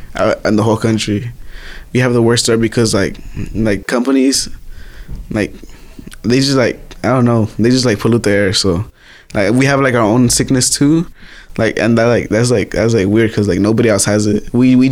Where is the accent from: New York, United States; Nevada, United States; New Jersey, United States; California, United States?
California, United States; Earlimart; My hometown is mostly like undocumented people. So like right here is a lot of field workers. You know, that's where I come from.